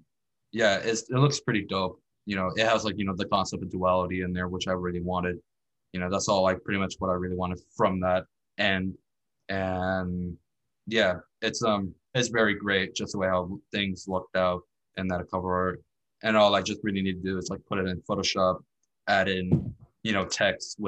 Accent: the Valley, Texas, United States; She's from Texas, where I'm from. I'm in from the Valley

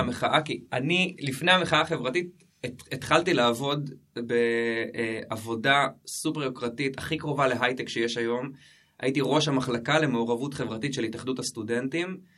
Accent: Jerusalem, Jerusalem District, Israel; moved away as an adult; also born or lived in Lod; now in Kibbutz Ma'abarot, Israel; גדלתי בירושלים, אחת האהבות הכי גדולות שלי זה העיר הזאת, המשפחה שלי עדיין שם, ההורים, אז אה, כן, שם גדלתי

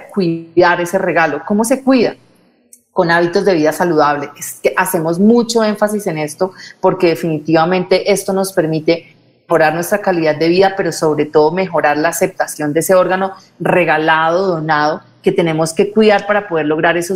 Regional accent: Colombia; necesitamos eh, de este tipo de iniciativas en Colombia porque estamos solos y nos sentimos solos como colombianos, como ciudadanos

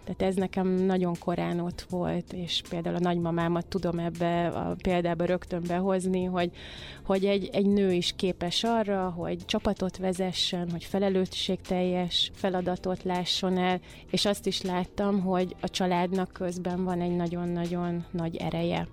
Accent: Mohács, Baranya, Hungary; moved away; én vidéken születtem Mohácson, ott jártam gimnáziumba

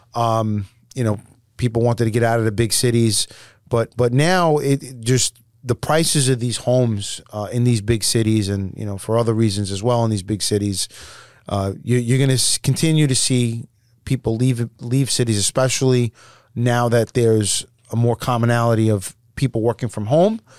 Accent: New York, United States; we're from New York

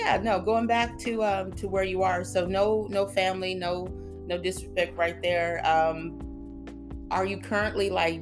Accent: Houston, Texas, United States; I'm from Houston

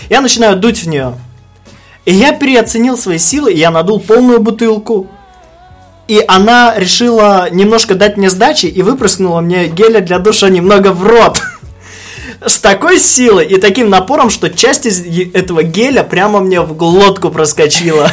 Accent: Belarus; now in Russia; Я белорус

